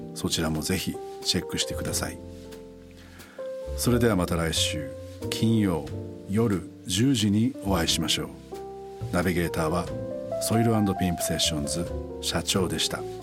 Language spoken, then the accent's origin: Japanese; Fukui, Japan; moved away; 地元の福井